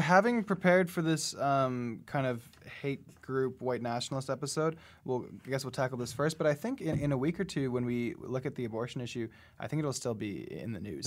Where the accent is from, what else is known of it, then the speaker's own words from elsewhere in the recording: Canada; I was from Canada